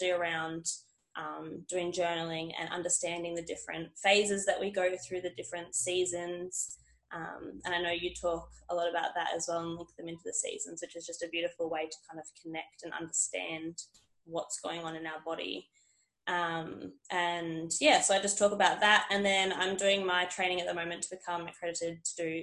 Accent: Perth, Western Australia, Australia; moved away as an adult; also born or lived in Esperance; now in Newcastle, Australia; I'm originally from Perth and moved over to New South Wales to get into the police force

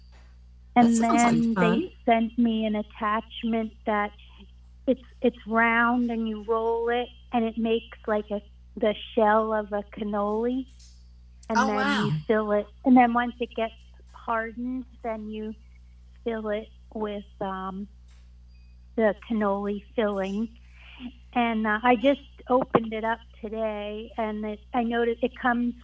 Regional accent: North Carolina, United States; I'm the 561 number, and I'm from North Carolina

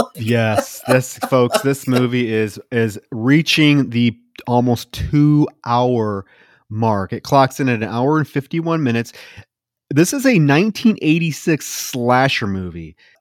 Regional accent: Iowa, United States; moved away; also born or lived in Texas; I grew up in Iowa

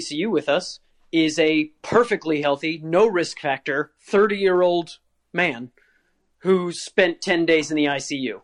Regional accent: Virginia, United States; I grew up in Virginia

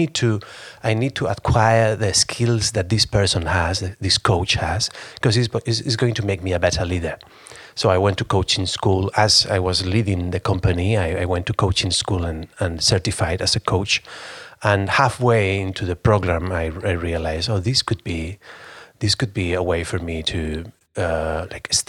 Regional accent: Spain; I'm from Spain

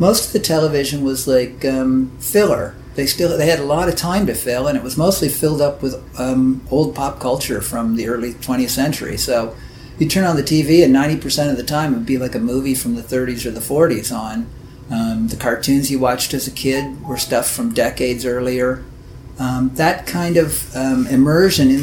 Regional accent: southwestern Ontario, Canada; also born or lived in Clinton, Ontario / London, Ontario / Strathroy, Ontario / Tilbury, Ontario; I grew up in a lot of small towns in southwestern Ontario.

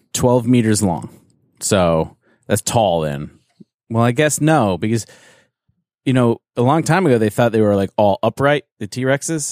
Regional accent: Canada; I'm from, I'm from Canada

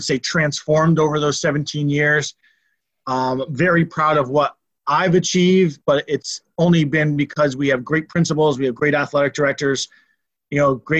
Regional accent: East Haven, Connecticut, United States; I grew up in Connecticut. Actually, my dad was an athletic director at East Haven High School.

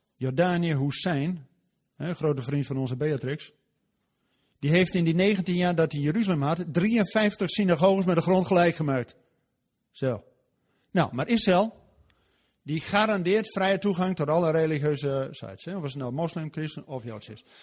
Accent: Netherlands; wij als Nederlanders

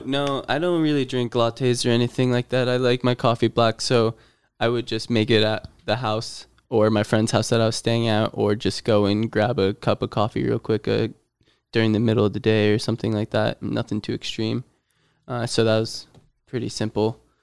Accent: near Scranton, Pennsylvania, United States; moved away; moved my way up to my hometown in Pennsylvania near Scranton area

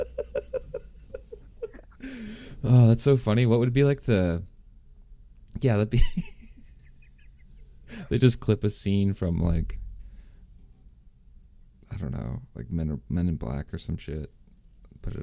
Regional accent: Washington, United States; moved away as an adult; now in Marina, United States; I'm from Washington originally.

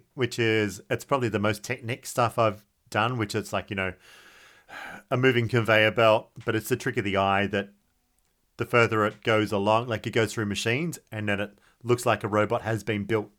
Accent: Australia; I'm very Aussie in that way.

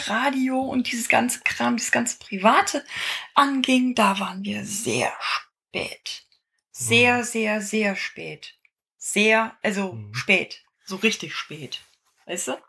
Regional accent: Bad Oeynhausen, North Rhine-Westphalia, Germany; also born or lived in Aachen; als ich acht Jahre alt war, 1980, ähm, sind wir von Aachen nach Bad Oeynhausen

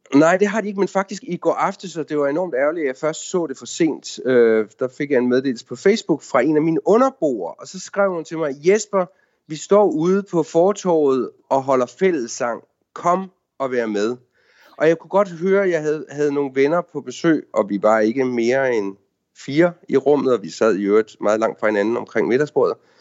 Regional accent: Denmark; now in Washington, D.C., United States; vi er danskere

